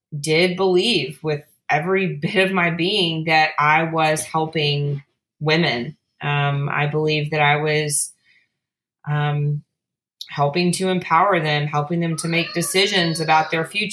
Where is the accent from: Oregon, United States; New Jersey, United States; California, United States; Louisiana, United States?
Louisiana, United States; South; I grew up in South Louisiana